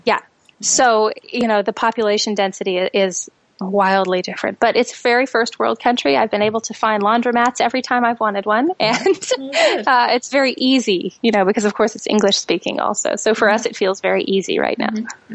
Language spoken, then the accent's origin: English; Canada; moved away; also born or lived in United States; I'm Canadian, so I, I'm an expat to America anyway